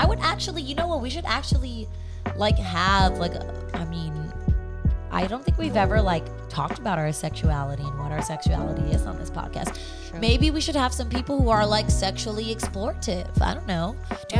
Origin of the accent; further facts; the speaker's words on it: California, United States; That's our hometown.